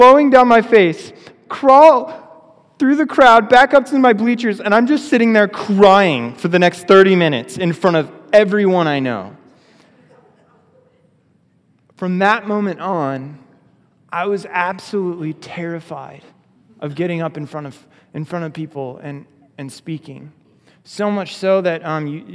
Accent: Oregon, United States; I grew up in Oregon, which is like an unchurched state

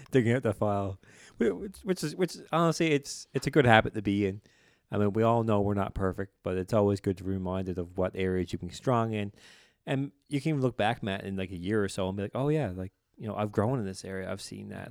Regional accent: Newfoundland and Labrador, Canada; I'm from here, but they'll know very quickly I'm from the Bay

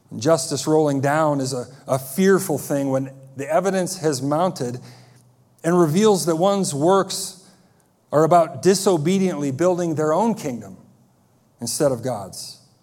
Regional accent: United States; As American Christians

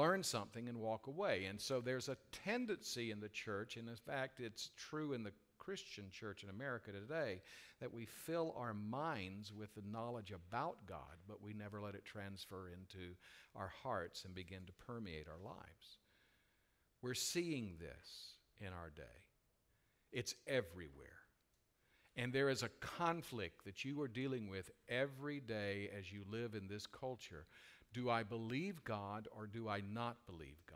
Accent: United States; we are American citizens

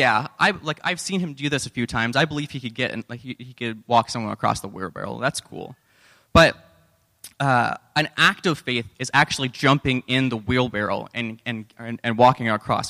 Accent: Canada; We're Canadian

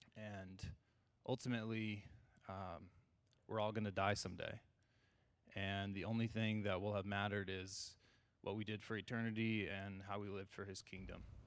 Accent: California, United States; I grew up in California

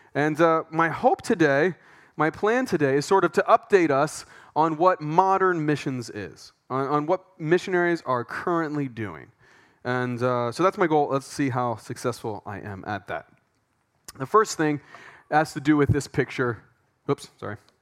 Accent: Pennsylvania, United States; moved away as an adult; now in Thailand; we're from Pennsylvania

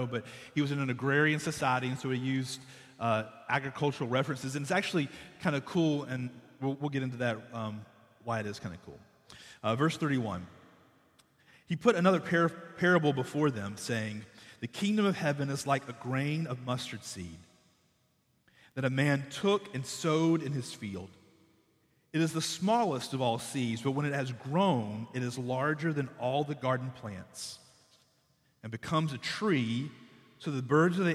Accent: Conway, South Carolina, United States; I'm from Conway

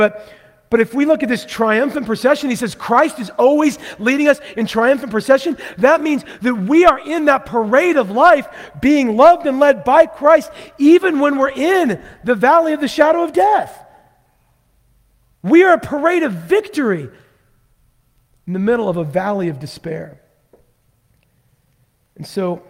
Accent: Vancouver, Washington, United States; I grew up in Vancouver, Washington

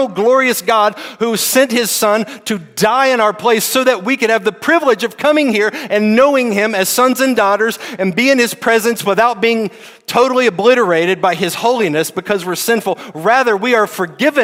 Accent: United States; As American Christians

